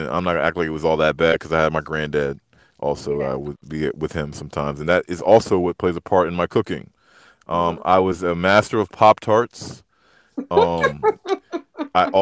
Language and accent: English; Maryland, United States; also born or lived in Atlanta, Georgia; I'm from Maryland. I was born in Atlanta, and I grew up out here in the DMV